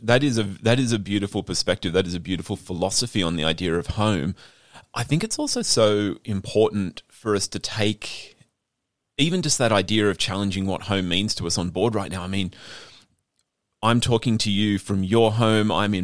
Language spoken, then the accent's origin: English; Australia; now Australian, I was born in Australia. We've both been born on lands that were stolen lands